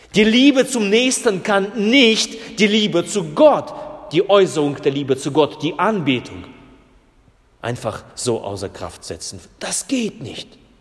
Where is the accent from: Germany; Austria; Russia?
Russia; moved away; ich komme ja aus Russland und meine, meine Vorfahren sind ja Lutheraner in Russland gewesen